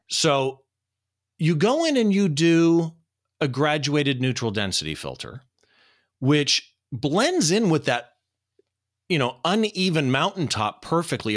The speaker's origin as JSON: {"language": "English", "town": "Riverside", "region": "California", "country": "United States", "tie": "born or raised there", "said": "this historic courthouse in my hometown"}